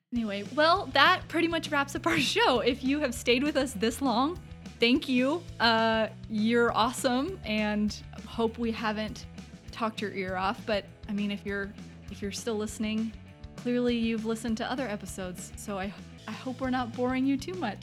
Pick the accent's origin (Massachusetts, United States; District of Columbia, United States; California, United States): California, United States; Southern; growing up in Southern California